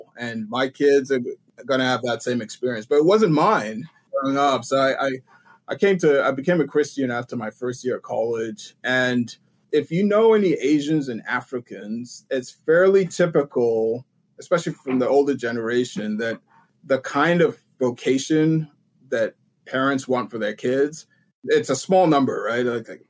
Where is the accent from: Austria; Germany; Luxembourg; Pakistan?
Austria; Vienna; also born or lived in Sweden / England / Montreal, Canada; I was born in Sweden. I grew up in Vienna, Austria, and went to school in England for a little bit and Montreal, Quebec.